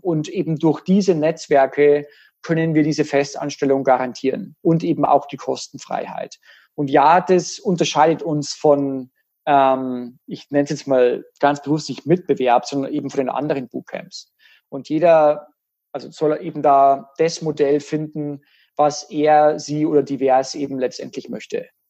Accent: Germany

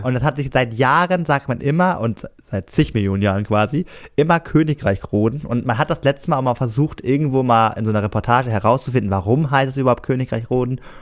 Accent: Cuxhaven, Lower Saxony, Germany; accent: norddeutsch; moved away as an adult; now in Rostock, Germany; Cuxhaven ist ja äh, meine Heimat äh, durch und mhm. durch ähm, ich höre auch öfter mal von Schülern, dass ich wohl sehr norddeutsch rede

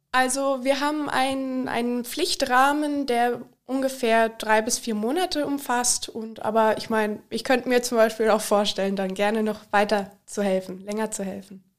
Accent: Liederbach am Taunus, Hesse, Germany; moved away as an adult; now in Austria; Ich komme aus Liederbach am Taunus, also hier im Nachbarort

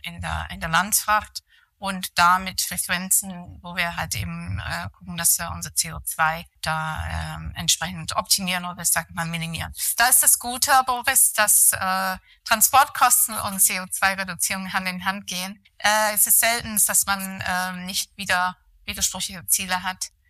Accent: near Manchester, North West England, United Kingdom; German is a second language; moved away as an adult; also born or lived in London / Rosenheim; now in Germany; aufgewachsen bin ich tatsächlich im Nordwesten von England, äh, in der Nähe von Manchester. Dort habe ich eigentlich meine Schuljahren verbracht

